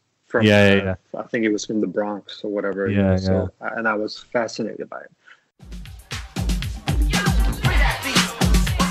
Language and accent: English; Copenhagen, Capital Region of Denmark, Denmark; I was born in Denmark.